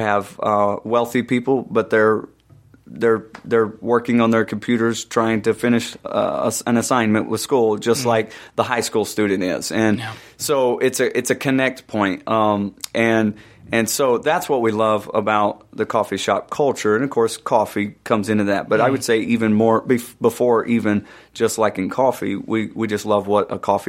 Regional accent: Atlanta, Georgia, United States; We were from Atlanta.

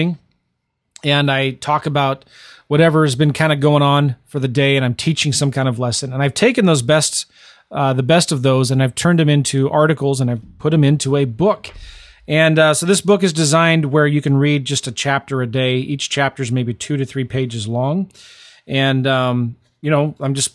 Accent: St. Louis, Missouri, United States; I'm from St. Louis

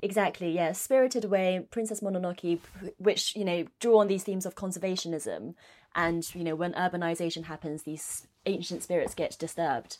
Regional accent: China; child growing up in China

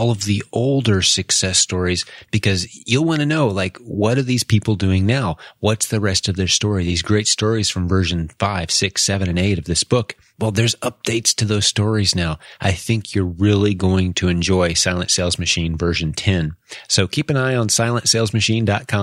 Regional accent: Indianapolis, Indiana, United States; Indianapolis, Indiana, which happens to be my hometown

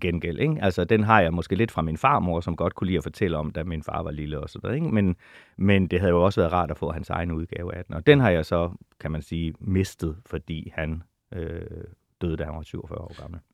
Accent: Holstebro, Central Denmark Region, Denmark; moved away; also born or lived in Jegindø; Limfjords-egnene er min barndoms land

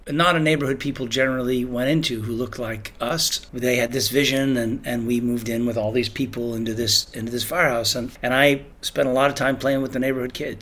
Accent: New York City, New York, United States; I had a sort of a very unusual childhood because I grew up in New York City

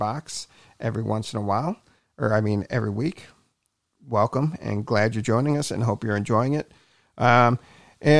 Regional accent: Cleveland, Ohio, United States; I grew up in the Cleveland area.

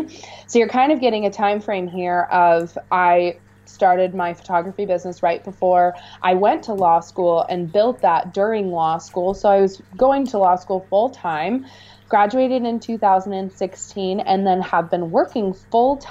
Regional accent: Missoula, Montana, United States; moved away as an adult; also born or lived in Seattle, Washington; I'm from Montana. I have had a phenomenal opportunity in my life to travel lots and live in different places, but I decided to come back to Montana and put some roots back in my hometown

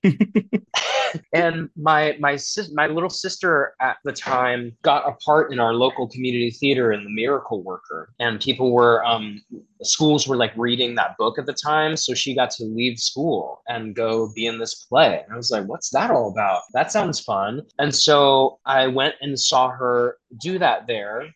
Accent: Atlanta area, Georgia, United States; moved away; also born or lived in Boston; I'm from Georgia. I mean, I grew up in around the Atlanta area, so you know, there's a lot of it's not all too southern there

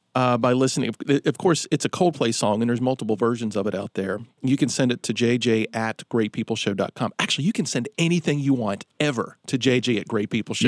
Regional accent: Roanoke, Virginia, United States; growing up in Roanoke, there was a, a, facility

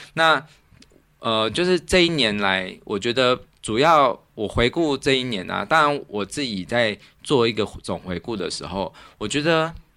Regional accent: Zhongli, Taoyuan, Taiwan; moved away; 虽然说中立是我故乡，但是其实我感到很陌生

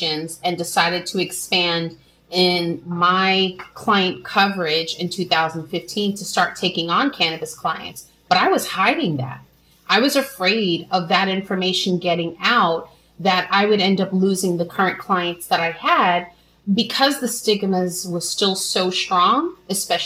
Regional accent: New York City, New York, United States; I'm a woman from New York City, Brooklyn, New York, who grew up during the crack epidemic

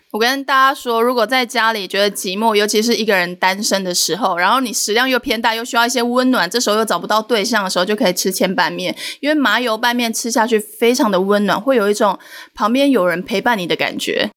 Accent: Changhua County, Taiwan; 我是彰化人

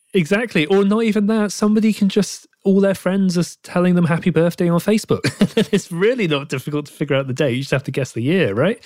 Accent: United Kingdom; accent: British; my British accent

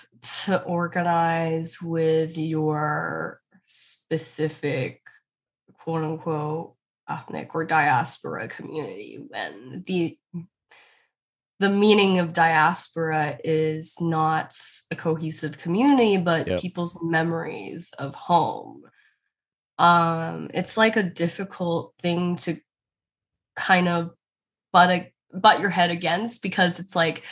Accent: Richmond, British Columbia, Canada; I didn't grow up experiencing overt racist violence when I grew up in Richmond. Richmond is an extremely East Asian and Chinese suburb

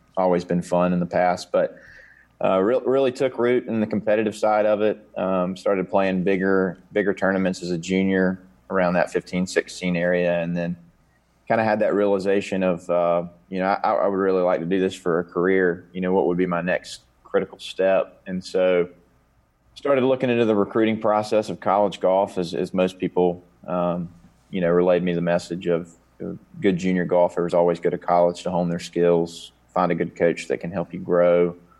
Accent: Conover, North Carolina, United States; I grew up in Coon River, North Carolina

